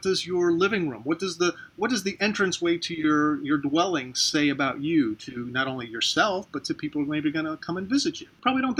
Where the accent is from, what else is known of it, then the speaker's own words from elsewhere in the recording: St. Petersburg, Florida, United States; Of course, I love my hometown. I live in St. Petersburg, Florida. It's a beautiful city.